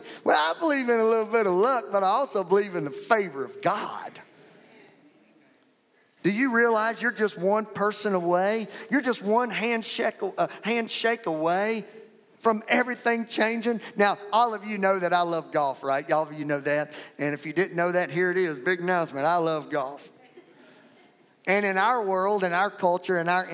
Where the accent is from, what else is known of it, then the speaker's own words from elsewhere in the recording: Louisiana, United States; now in Fort Worth, United States; I'm from Fort Worth, Texas, but originally from Louisiana.